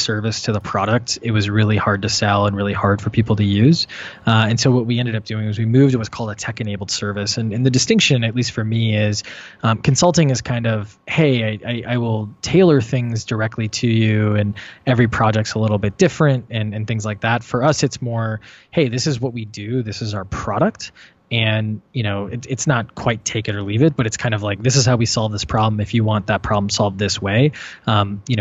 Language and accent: English; Wisconsin, United States; now in Boston, United States; I grew up in Wisconsin too